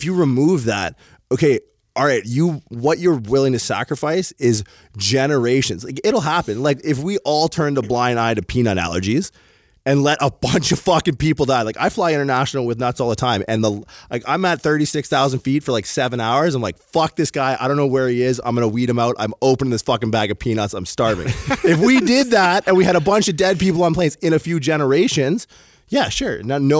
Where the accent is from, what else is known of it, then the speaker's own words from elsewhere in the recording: Windsor, Ontario, Canada; now in San Jose, United States; take an Uber black across the border into my hometown of Windsor, Ontario